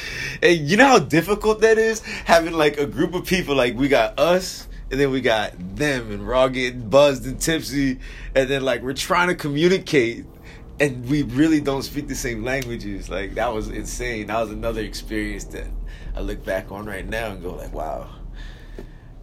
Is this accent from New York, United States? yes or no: no; Hawaii, United States; I was from Hawaii